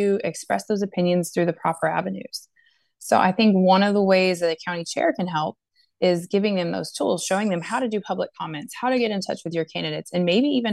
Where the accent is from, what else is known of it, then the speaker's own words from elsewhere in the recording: Brownsville, Texas, United States; I was born and raised in Brownsville.